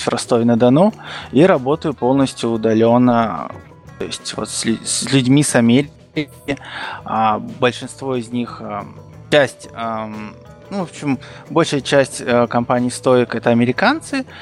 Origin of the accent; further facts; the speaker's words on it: Kazakhstan; moved away as an adult; now in Rostov-on-Don, Russia; Я родился в Казахстане, в маленьком таком шахтерском поселке